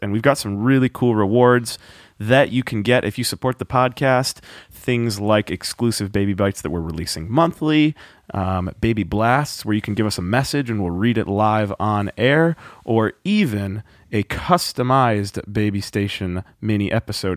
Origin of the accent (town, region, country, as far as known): United States